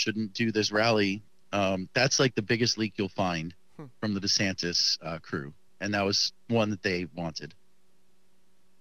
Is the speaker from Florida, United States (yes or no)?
yes; Miami, Florida, United States; I live in the city of Miami